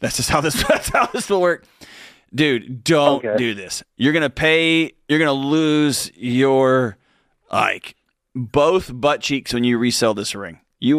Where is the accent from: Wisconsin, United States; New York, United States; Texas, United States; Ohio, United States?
Texas, United States; Houston; moved away; I grew up in Houston.